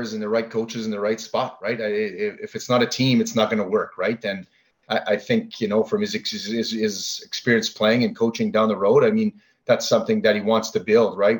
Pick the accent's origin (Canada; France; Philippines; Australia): Canada; Ottawa, Ontario; growing up in Ottawa